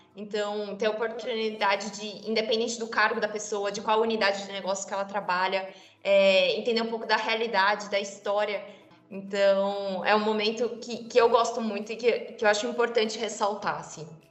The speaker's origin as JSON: {"language": "Portuguese", "region": "interior of São Paulo state", "country": "Brazil", "moved": "yes", "said": "eu venho de uma cidade do interior de São Paulo"}